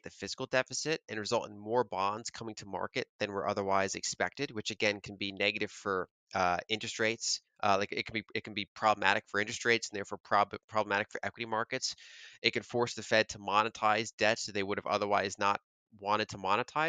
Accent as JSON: {"language": "English", "country": "United States", "said": "as an American"}